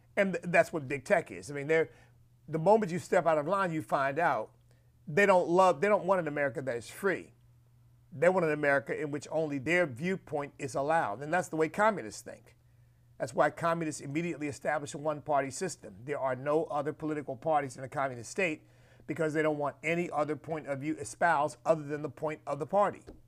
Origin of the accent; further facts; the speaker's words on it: United States; where I stand as a Christian, as an American, as a man of God